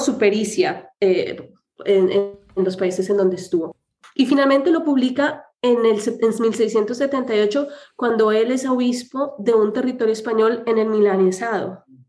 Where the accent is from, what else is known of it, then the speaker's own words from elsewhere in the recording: Colombia; yo soy colombiana